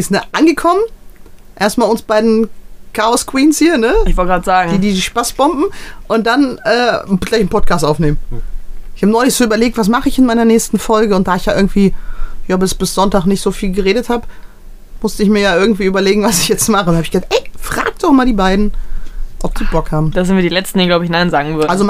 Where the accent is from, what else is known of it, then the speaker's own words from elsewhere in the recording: Braunschweig, Lower Saxony, Germany; born there; ich komme ja gebürtig aus Braunschweig, ne?